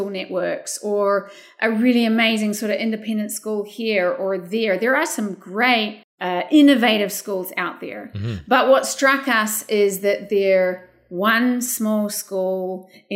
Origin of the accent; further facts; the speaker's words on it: New Zealand; moved away as an adult; now in California, United States; I grew up in a small rural community in New Zealand